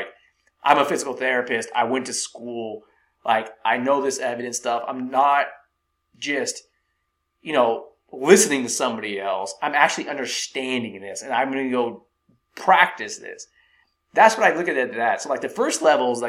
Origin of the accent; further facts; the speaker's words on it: Silicon Valley, California, United States; growing up in Silicon Valley, I met a lot of people that worked at Apple